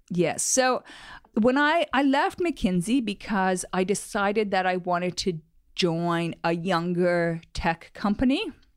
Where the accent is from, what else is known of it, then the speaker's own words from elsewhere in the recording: Canada; moved away as an adult; also born or lived in Silicon Valley, United States; I was from Canada and wanted to move